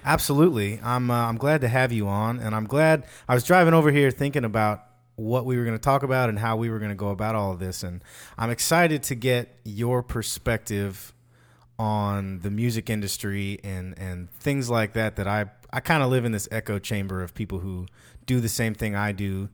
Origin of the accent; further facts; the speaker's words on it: Fort Worth, Texas, United States; I'm from Fort Worth